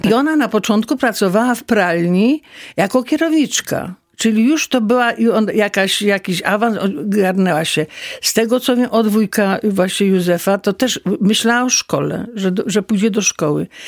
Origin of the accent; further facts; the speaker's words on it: Jaworzno, Silesian Voivodeship, Poland; praca u nas w Jaworznie była tylko w kopalniach